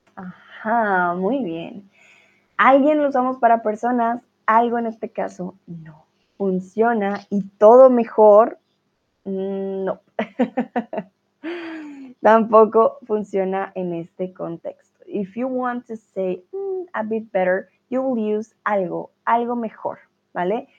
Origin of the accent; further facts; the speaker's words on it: Colombia; now in Germany; Yo soy de Colombia, pero estoy en Alemania